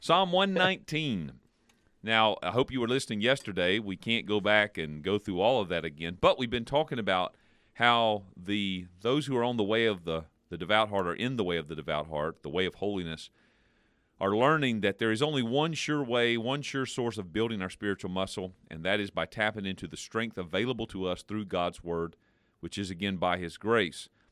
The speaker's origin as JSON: {"language": "English", "country": "United States", "said": "we as particularly American Christians in this Western culture"}